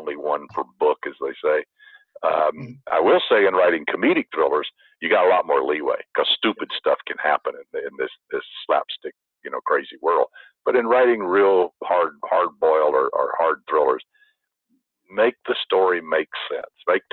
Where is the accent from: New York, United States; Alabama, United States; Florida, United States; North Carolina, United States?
Alabama, United States; also born or lived in the South; now in California, United States; I'm from Alabama